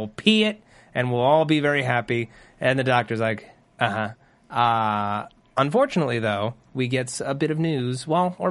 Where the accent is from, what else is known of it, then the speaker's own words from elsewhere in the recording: New Jersey, United States; I grew up in New Jersey.